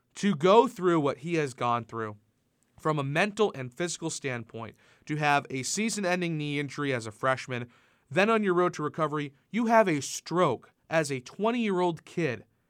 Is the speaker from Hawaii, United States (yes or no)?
no; Massachusetts, United States; I grew up in Massachusetts